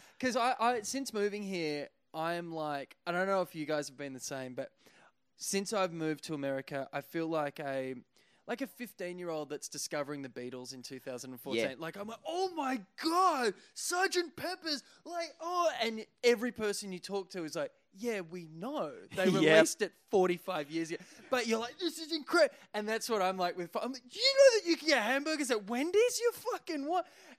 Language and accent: English; Australia; I'm from Australia.